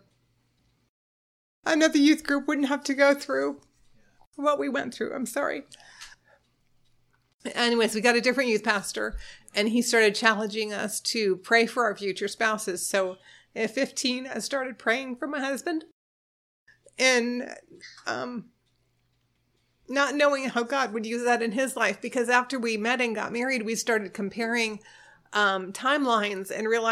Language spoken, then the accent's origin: English; Florida, United States; also born or lived in New York State; Well, I was born in New York State, like my husband said, and when I was 9, we moved to Florida